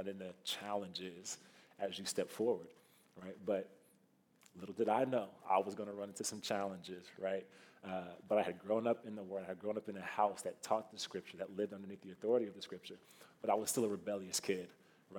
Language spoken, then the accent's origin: English; Kansas City, Missouri, United States; moved away as an adult; also born or lived in Iowa City, Iowa; now in Iowa, United States; I am not from Iowa originally. I'm from Kansas City, Missouri. So a few hours south of here. I grew up, born and raised down there